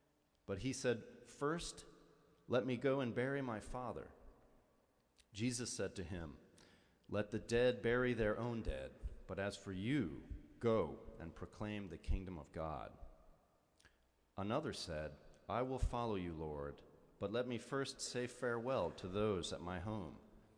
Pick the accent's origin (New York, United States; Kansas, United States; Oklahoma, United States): Oklahoma, United States; Tulsa; As a young Presbyterian kid growing up in Tulsa, Oklahoma